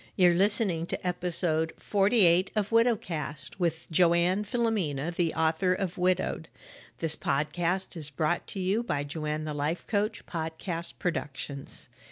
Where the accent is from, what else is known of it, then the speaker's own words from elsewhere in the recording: California, United States; I grew up in California